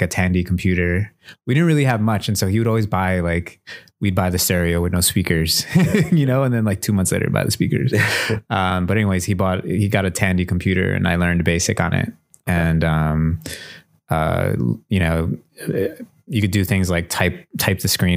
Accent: Milwaukee, Wisconsin, United States; Native Milwaukeean, part from the South Side. I live on the East Side right now, but born and raised on the South Side

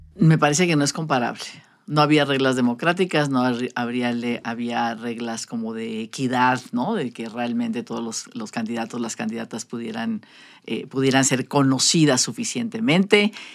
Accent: Sonora, Mexico; somos sonorenses

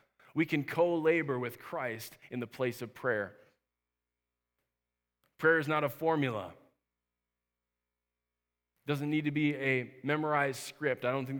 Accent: Minnesota, United States; I grew up camping up in Minnesota. I love camping, and I'm talking about real camping.

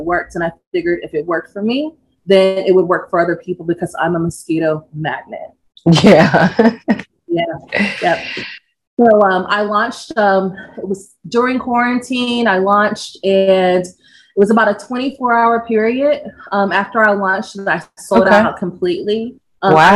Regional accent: Georgia, United States; also born or lived in Kentucky; I grew up in Georgia

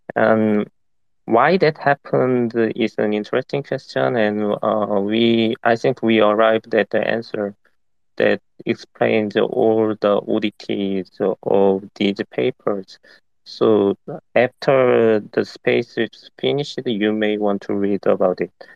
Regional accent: South Korea; I'm from South Korea

